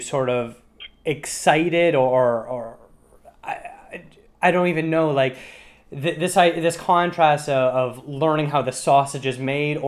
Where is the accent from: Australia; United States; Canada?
Canada; as a Canadian